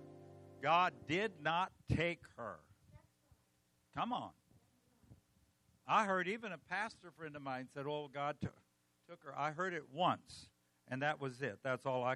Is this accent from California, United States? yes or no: yes; California, United States; I'm from California.